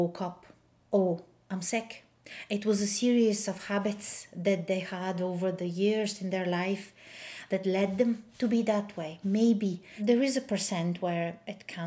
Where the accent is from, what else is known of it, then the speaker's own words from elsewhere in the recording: Bulgaria; moved away; I grew up in Bulgaria